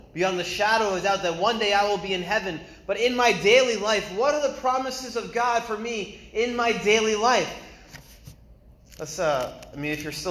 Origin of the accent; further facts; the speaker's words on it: New England, United States; moved away as an adult; also born or lived in China; I'm from New England.